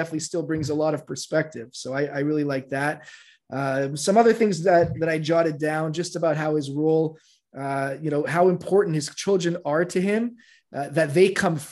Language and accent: English; Canada; moved away; I'm from Canada. I'm from Canada originally.